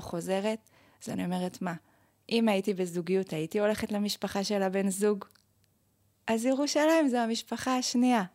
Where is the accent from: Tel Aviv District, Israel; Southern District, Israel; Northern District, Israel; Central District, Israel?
Tel Aviv District, Israel; Bnei Brak; moved away as an adult; now in Jerusalem, Israel; במקור אני מבני ברק